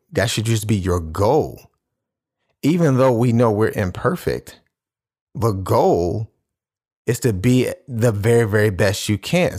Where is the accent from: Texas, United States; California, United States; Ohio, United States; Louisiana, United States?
Ohio, United States; Cleveland; I'm from Cleveland, so I'm, I'm a Cleveland Cavaliers fan.